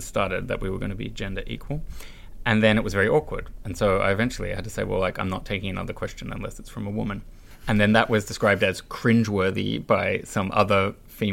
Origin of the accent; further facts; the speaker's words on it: Australia; now in Brussels, Belgium; I grew up in Australia